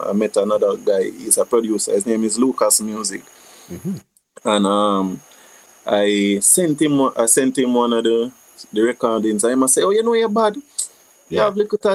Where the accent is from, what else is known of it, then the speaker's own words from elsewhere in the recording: Stony Hill, Jamaica; also born or lived in Whitehall, Jamaica; I grew up in Stone Hill, between Stone Hill and a community called Whitehall.